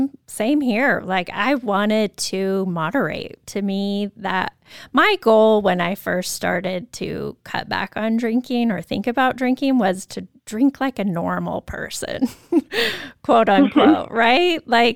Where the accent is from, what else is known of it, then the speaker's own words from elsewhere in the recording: Moscow, Idaho, United States; I can think about my experience growing up in Moscow, University of Idaho, big party school, party town, high school as well.